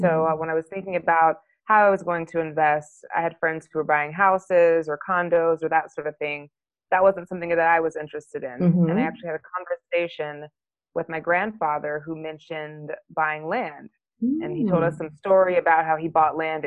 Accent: Dallas, Texas, United States; moved away as an adult; also born or lived in England / Germany / Italy / New England; now in Los Angeles, United States; where I grew up is mostly Dallas, good old Texas

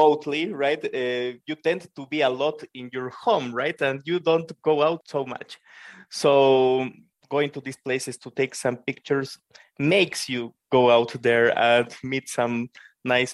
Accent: Bolivia; I'm a developer from Bolivia in South America.

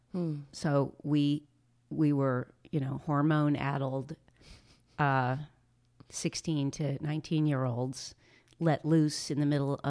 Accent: Los Angeles, California, United States; I grew up in West

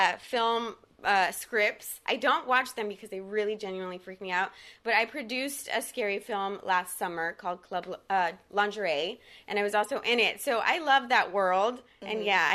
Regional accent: Texas, United States; first language Spanish; English is a second language; now in Los Angeles, United States; I'm from Texas, so, you know, people have their ideas in Texas for the most part.

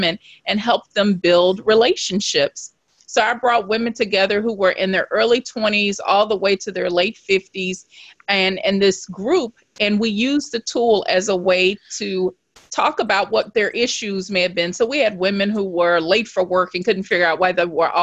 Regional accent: Shreveport, Louisiana, United States; I was born in Shreveport, Louisiana, and Shreveport is a small town. It's not huge, but when I was growing up, it was a place that really didn't have an enormous amount of opportunities

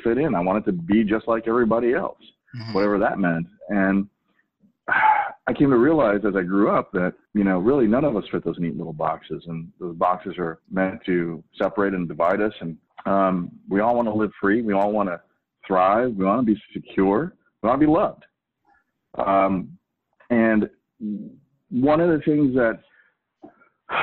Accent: St. Louis, Missouri, United States; also born or lived in Korea / East Coast; now in Oregon, United States; I was born in Korea. I grew up in working class St. Louis, actually right next door to Ferguson in a little enclave called Moline Acres

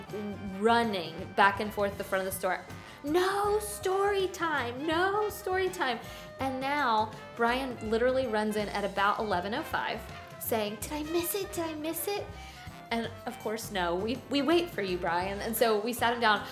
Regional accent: the South, United States; as a Southerner

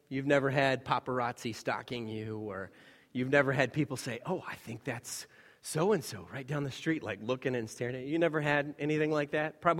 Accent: Taiwan; When we were growing up in Taiwan, we were in this town, relatively small town by, by their standards, where it was essentially devoid of any foreigners.

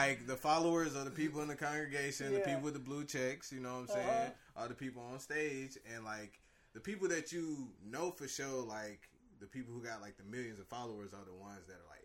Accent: Wilson, North Carolina, United States; now in Bay Area, United States; I was, grew up in Wilson, North Carolina.

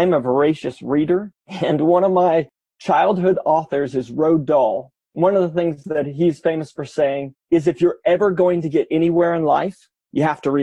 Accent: Kansas City, Missouri, United States; grew up in Kansas City.

